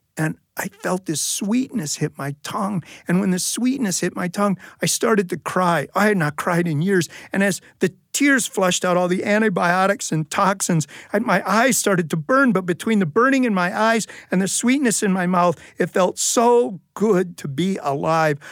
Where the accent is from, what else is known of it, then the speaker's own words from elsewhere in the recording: United States; I'm an American